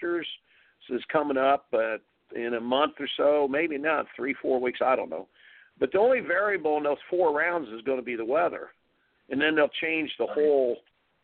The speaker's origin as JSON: {"language": "English", "region": "Indiana", "country": "United States", "tie": "born or raised there", "said": "I grew up in Indiana"}